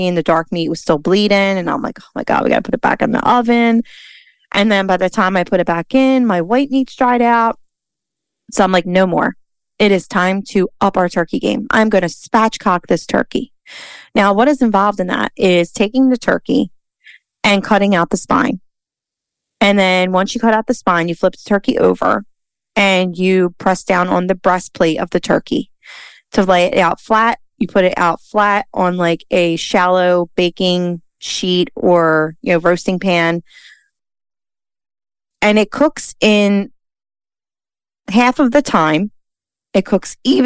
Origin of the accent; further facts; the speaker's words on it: Philadelphia, Pennsylvania, United States; born and raised in Philly